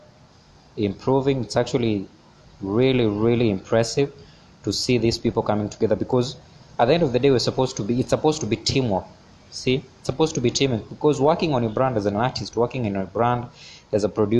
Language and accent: English; Kenya; as a Kenyan artist, as a Kenyan creative.